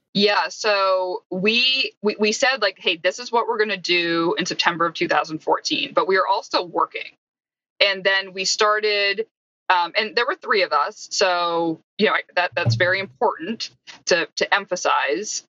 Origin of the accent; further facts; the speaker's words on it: Canada; I'm not actually even American, I'm Canadian